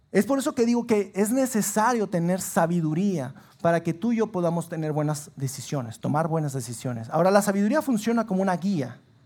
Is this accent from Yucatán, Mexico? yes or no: no; Sabinas, Coahuila, Mexico; moved away as an adult; now in Saltillo, Mexico; yo soy originario de Sabinas